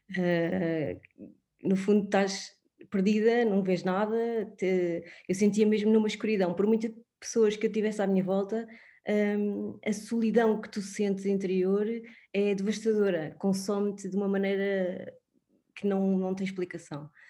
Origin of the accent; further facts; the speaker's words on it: Sintra, Lisbon, Portugal; tenho 36 anos, um, sou, sou de Sintra